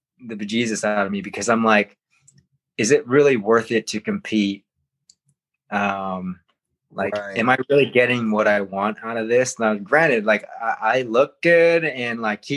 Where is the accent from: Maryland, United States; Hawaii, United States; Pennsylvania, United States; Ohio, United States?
Hawaii, United States; growing up in Hawaii